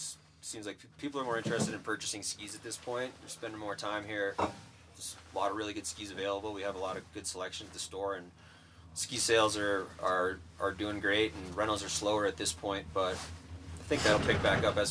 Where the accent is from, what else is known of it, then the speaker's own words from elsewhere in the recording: East Coast, United States; moved away as an adult; now in Aspen, United States; I grew up on the East Coast and moved out here in 2005